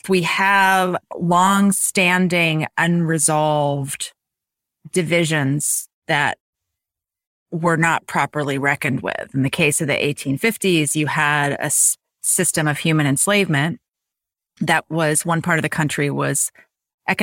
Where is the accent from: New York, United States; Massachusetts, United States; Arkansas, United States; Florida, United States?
Arkansas, United States; Little Rock; now in Seattle, United States; my hometown of Little Rock, Arkansas